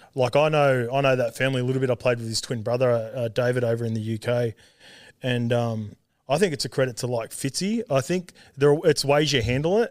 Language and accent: English; Sydney, New South Wales, Australia; born or raised there; also born or lived in Auckland, New Zealand / Salford, England